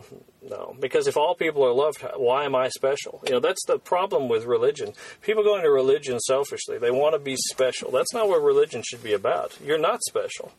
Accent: United States; as an American

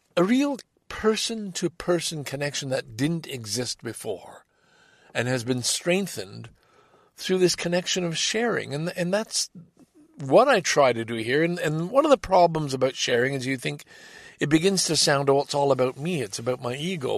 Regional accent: Canada; as a Canadian

